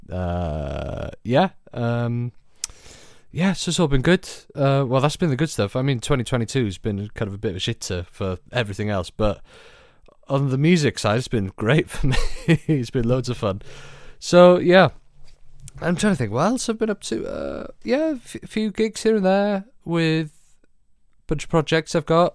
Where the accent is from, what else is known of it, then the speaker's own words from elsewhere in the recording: Welsh, Wales, United Kingdom; being Welsh